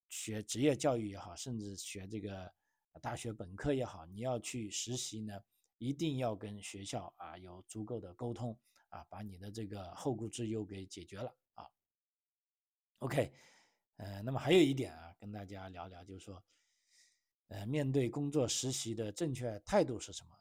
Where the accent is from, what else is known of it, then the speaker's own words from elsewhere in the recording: China; 按照我们中国人的，呃，中，中国学生的说法